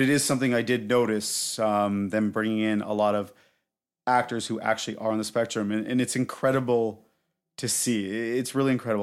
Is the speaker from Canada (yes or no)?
yes; Canada; I'm her Canadian boyfriend